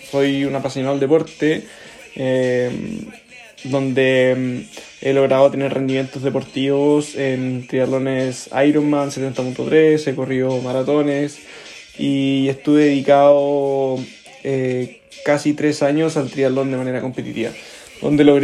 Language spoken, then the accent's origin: Spanish; Concepción, Biobío, Chile; born there; also born or lived in Los Ángeles / Antofagasta; viví también en varias ciudades de, de Chile, eh, donde nací en Concepción, viví en Los Ángeles, luego viví en Antofagasta y después en, en Concepción nuevamente.